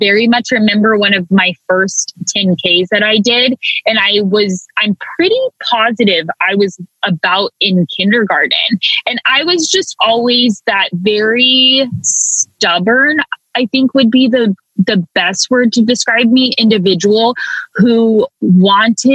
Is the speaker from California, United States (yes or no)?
yes; Hayward, California, United States; I was born and raised in Hayward, California, which is beautifully nestled right in the East Bay near Oakland